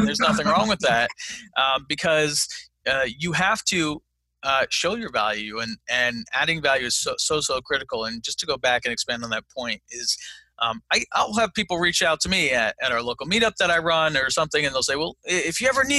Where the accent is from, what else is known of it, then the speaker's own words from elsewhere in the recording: Fayetteville, United States; I have no real estate experience whatsoever. but I like Matt because I'm from Fayetteville and he's investing there